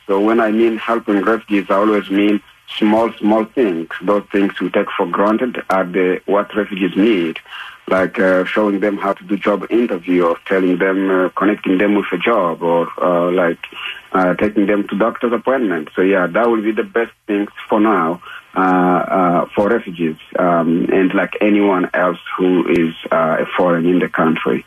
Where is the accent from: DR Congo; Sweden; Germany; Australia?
DR Congo; English is a second language; also born or lived in Malawi / Zimbabwe; now in Utah, United States; I left uh, my country, my home country, Democratic Republic of Congo, in 1997